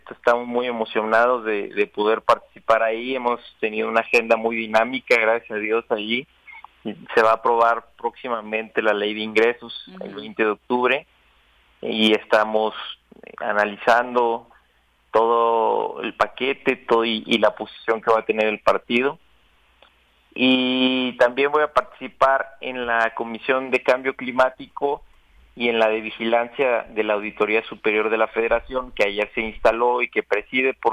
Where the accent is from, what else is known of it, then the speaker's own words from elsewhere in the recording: Chihuahua, Mexico; moved away as an adult; now in Mexico City, Mexico; yo me vine aquí a, la Ciudad de México de, Chihuahua hace siete años a estudiar en la UNAM Economía. Pero bueno, nunca he dejado de ir a mi tierra